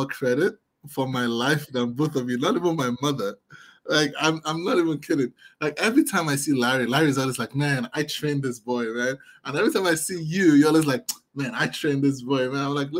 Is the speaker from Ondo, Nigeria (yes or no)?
no; Lagos, Nigeria; Yes, I grew up in Lagos.